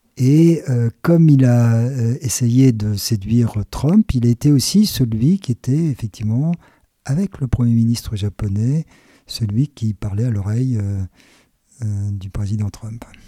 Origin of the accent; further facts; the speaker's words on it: France; Quand on est français